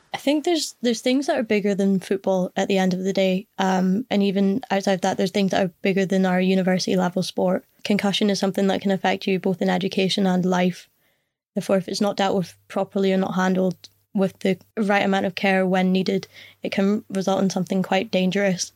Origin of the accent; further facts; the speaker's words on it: Scotland, United Kingdom; as a Scottish person